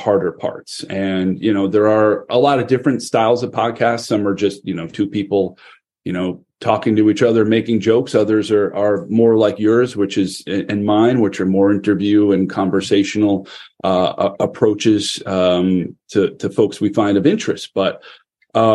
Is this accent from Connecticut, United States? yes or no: yes; Connecticut, United States; the state of Connecticut, my home state